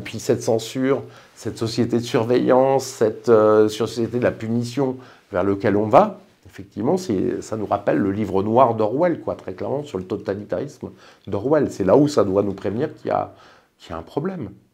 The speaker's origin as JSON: {"language": "French", "country": "France", "said": "je suis français"}